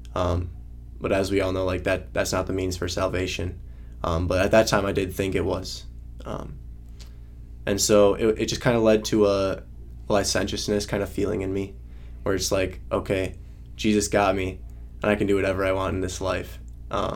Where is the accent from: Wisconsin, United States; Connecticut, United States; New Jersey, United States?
Wisconsin, United States; Northeast; moved away as an adult; I'm from Wisconsin, Northeast Wisconsin, uh, and I grew up in a in a loving home